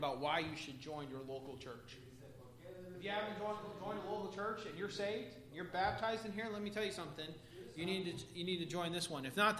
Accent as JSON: {"language": "English", "town": "Pax", "region": "Illinois", "country": "United States", "tie": "born or raised there", "said": "I grew up in a little town called Pax, Illinois"}